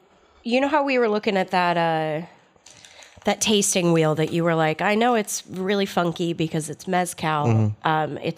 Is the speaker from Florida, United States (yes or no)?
no; California, United States; Look, I'm from California.